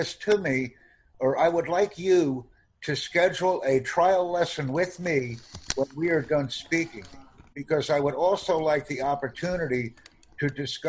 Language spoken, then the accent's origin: English; United States; first language English; I'm from the United States.